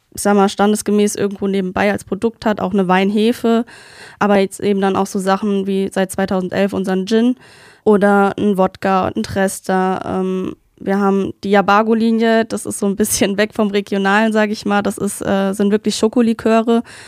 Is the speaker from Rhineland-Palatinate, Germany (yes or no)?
yes; Duchroth, Rhineland-Palatinate, Germany; ich komme aus Duchrot ähm, und geografisch zählen wir zum, zu der Nordpfalz